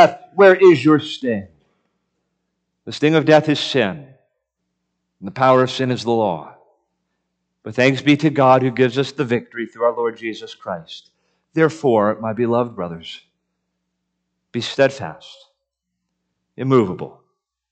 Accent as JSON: {"language": "English", "town": "Miami", "region": "Florida", "country": "United States", "tie": "born or raised there", "moved": "yes", "said": "growing up in the city and growing up in Miami and never owning a home"}